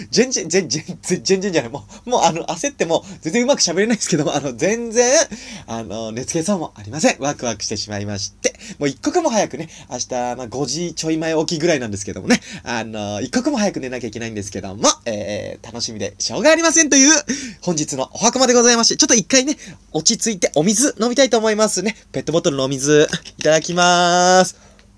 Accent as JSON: {"language": "Japanese", "region": "Nagano", "country": "Japan", "tie": "born or raised there", "said": "長野県出身"}